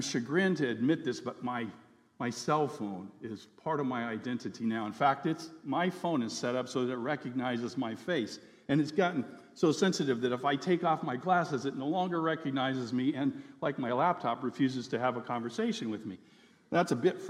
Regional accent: United States; now in Fairbanks, United States; my identity as an American citizen

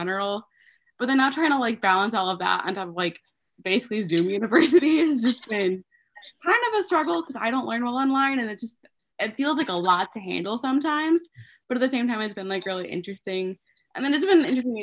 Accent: 2 hours north of Indianapolis, United States; my hometown, which is like 2 hours north of Indy already

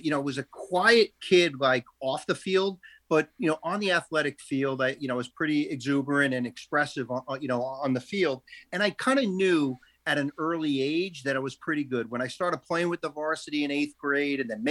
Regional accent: Lindenhurst, New York, United States; growing up in Lindenhurst, New York

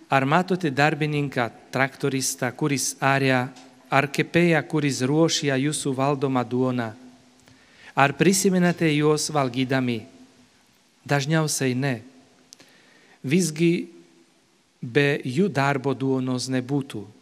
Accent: Slovakia; moved away; esu iš Slovakijos vynuogino krašto

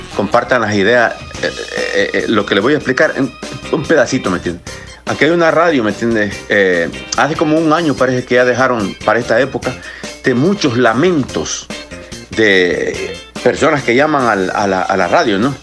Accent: El Salvador; moved away; yo soy salvadoreño

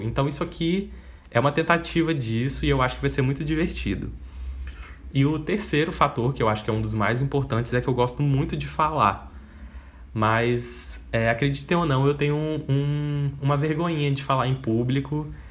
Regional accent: Espírito Santo, Brazil; also born or lived in Salvador, Bahia; eu nasci em Salvador, lá na Bahia, mas eu vivi e cresci praticamente toda a minha vida aqui no Espírito Santo

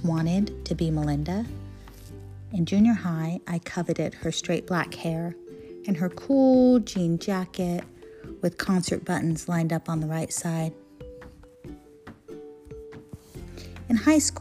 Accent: Ontario, California, United States; I was a little girl growing up in Ontario, California

